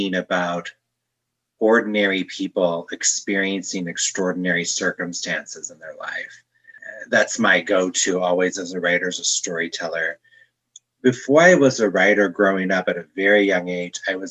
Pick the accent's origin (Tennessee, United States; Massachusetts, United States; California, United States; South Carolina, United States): California, United States; Northern; also born or lived in Torrance, California / Chicago; now in Denver, United States; I was born in Torrance, California to working class parents.